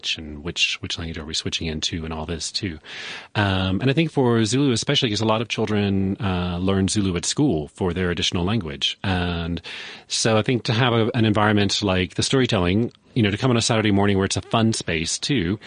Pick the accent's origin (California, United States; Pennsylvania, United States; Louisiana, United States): Louisiana, United States; now in Johannesburg, South Africa; I grew up in Louisiana.